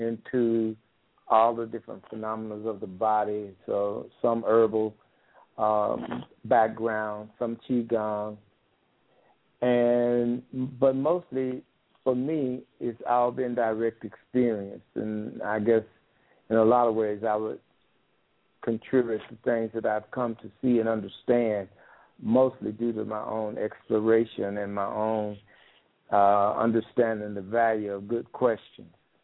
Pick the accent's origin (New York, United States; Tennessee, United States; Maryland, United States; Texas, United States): Tennessee, United States; Nashville; moved away as an adult; born and raised in Nashville, Tennessee, left there quite a few years ago and started traveling all the way around the world.